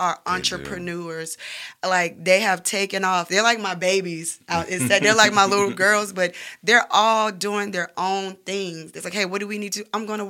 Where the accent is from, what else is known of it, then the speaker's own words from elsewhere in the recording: the South, United States; We're models from the South. You can find beautiful models in Birmingham, Alabama.